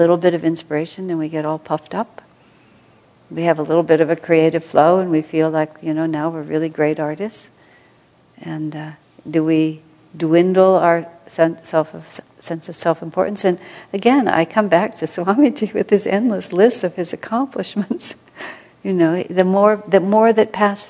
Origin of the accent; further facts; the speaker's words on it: United States; moved away as an adult; I'm American